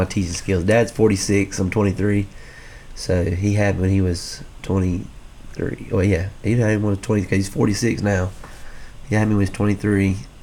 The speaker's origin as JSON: {"language": "English", "town": "Lakeland", "region": "Georgia", "country": "United States", "tie": "born or raised there", "also_born_or_lived": "Homerville, Georgia", "said": "Then they decided to move here in Lakeland. And so we grew up, me and all my families grew up here."}